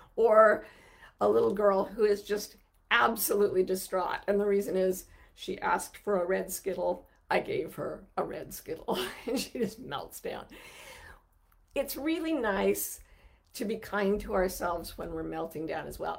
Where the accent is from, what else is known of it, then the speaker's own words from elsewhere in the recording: Utah, United States; I grew up in Utah where there, there's no racial diversity to speak